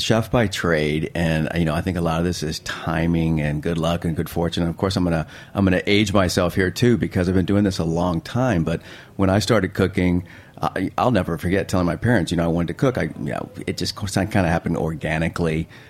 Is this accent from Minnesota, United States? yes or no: no; Virginia, United States; also born or lived in Spain; Yeah, like born in Spain and lived in lots of places and lots of states. And I guess if I had to call a home from a childhood perspective, I'd went to high school all 4 years in Virginia.